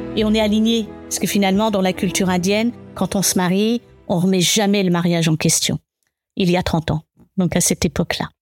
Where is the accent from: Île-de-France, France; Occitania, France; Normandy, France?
Île-de-France, France; Paris suburbs; moved away as an adult; also born or lived in England / Germany / Argentina; J'ai grandi dans cette banlieue parisienne